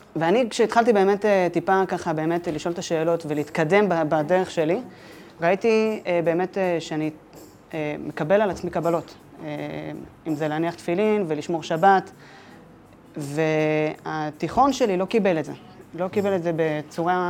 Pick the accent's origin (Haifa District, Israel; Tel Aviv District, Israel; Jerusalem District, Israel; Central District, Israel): Tel Aviv District, Israel; Ramat HaSharon; אני גדלתי בשכונה קטנה ברמת השרון, אה, שכונת מורשה